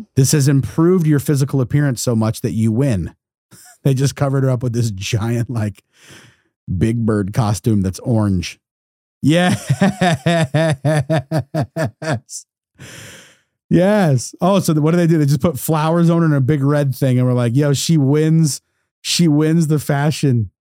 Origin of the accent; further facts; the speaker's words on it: United States; as an American